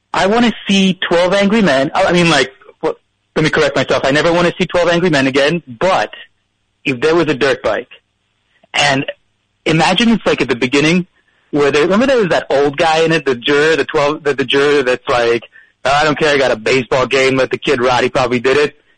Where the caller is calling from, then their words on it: New Jersey, United States; I'm calling from North Jersey